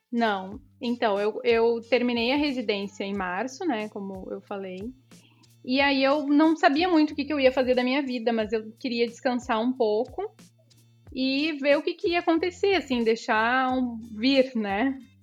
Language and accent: Portuguese; Cidreira, Rio Grande do Sul, Brazil; moved away as an adult; also born or lived in Tramandaí; now in Porto Alegre, Brazil; Nasci, nasci na, em Tramandaí, mas no outro dia já fui para Cidreira. Hoje, atualmente, moro em Porto Alegre